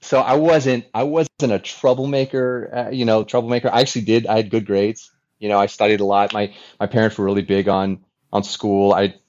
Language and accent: English; Fort Lauderdale, Florida, United States; also born or lived in Texas; I was born in mid 70s, right? So I was growing up in the 80s. In the 80s in Fort Lauderdale